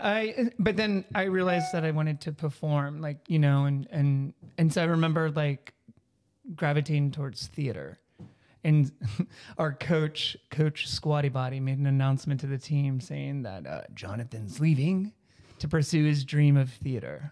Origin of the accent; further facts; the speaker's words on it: Texas, United States; moved away; growing up in Texas in the nineties